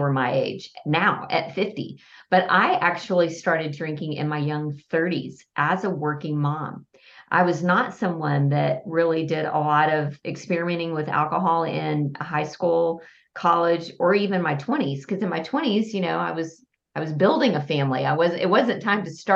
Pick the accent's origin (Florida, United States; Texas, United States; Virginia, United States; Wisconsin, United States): Texas, United States; Lubbock; now in Fort Worth, United States; Texas, and half of it was spent in Lubbock, my hometown, and the other half of my 51 years have been spent in Fort Worth